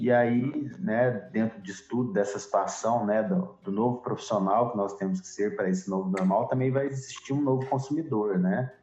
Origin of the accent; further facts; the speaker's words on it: Minas Gerais, Brazil; Nós como mineiros aqui, nosso estado como ele é diverso